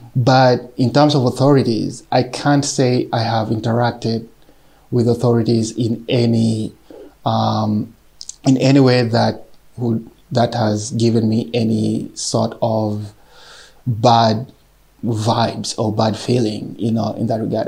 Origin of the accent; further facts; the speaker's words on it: Kenya; moved away as an adult; now in Yekaterinburg, Russia; I'm original from Kenya